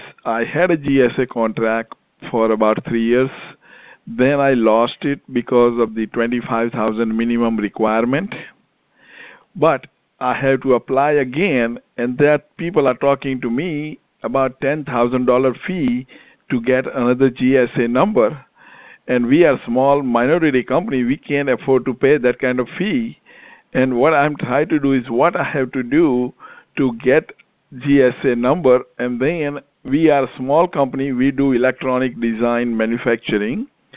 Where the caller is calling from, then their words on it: Louisville, Kentucky, United States; I'm calling from Louisville, Kentucky.